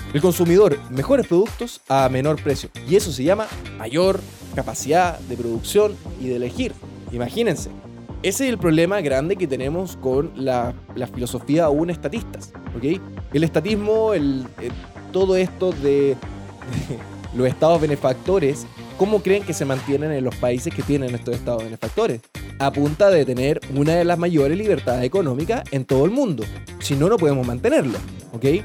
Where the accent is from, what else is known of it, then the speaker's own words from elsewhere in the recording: Chile; somos buenos los chilenos